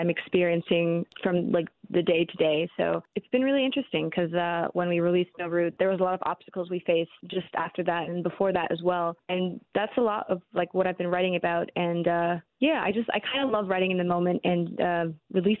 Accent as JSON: {"language": "English", "country": "Canada", "tie": "born or raised there", "said": "I grew up in Canada"}